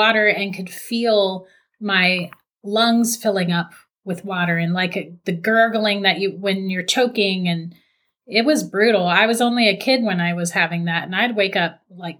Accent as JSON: {"language": "English", "region": "Florida", "country": "United States", "tie": "born or raised there", "said": "born and raised in Florida."}